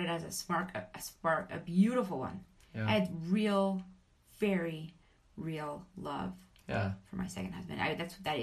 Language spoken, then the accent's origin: English; Vernal, Utah, United States; moved away; I was born and raised in Vernal, Utah